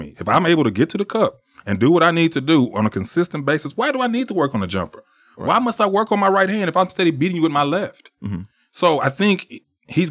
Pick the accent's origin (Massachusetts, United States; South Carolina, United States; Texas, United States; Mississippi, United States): Texas, United States; Dallas; I went to school in South Dallas